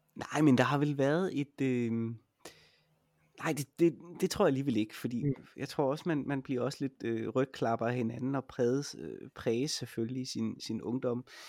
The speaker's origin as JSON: {"language": "Danish", "region": "Jutland", "country": "Denmark", "said": "jeg er jo også fra Jylland"}